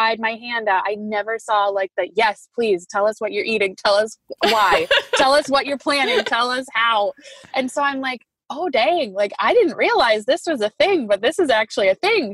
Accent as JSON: {"language": "English", "town": "Grand Rapids", "region": "Michigan", "country": "United States", "tie": "born or raised there", "said": "I am from Grand Rapids, Michigan. And I was born and raised here, kind of moved around a lot"}